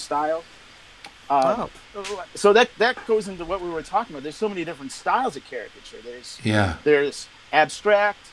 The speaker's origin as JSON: {"language": "English", "region": "Wisconsin", "country": "United States", "tie": "born or raised there", "also_born_or_lived": "Florida", "moved": "as an adult", "lives_now": "Wildwood, Florida, United States", "said": "I was born and raised in Wisconsin"}